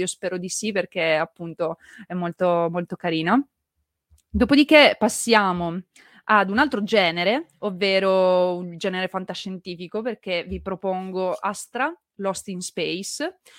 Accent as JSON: {"language": "Italian", "town": "Turin", "region": "Piedmont", "country": "Italy", "said": "Io sono piemontese, partivo da Torino"}